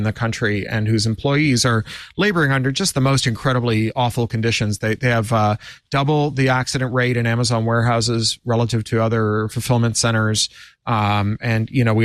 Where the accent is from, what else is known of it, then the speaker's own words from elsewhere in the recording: Canada; as a Canadian